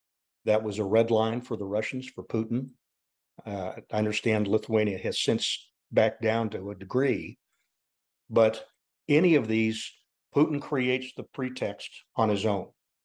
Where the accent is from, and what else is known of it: United States